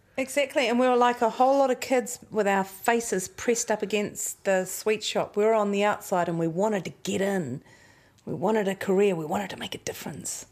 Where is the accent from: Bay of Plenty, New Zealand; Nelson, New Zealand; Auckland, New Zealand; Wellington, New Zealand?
Nelson, New Zealand; growing up in Nelson, mum and dad did get very involved in counterculture